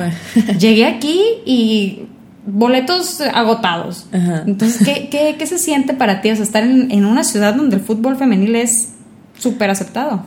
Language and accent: Spanish; Sinaloa, Mexico; now in Monterrey, Mexico; Yo la verdad no soy de aquí, yo soy de Sinaloa.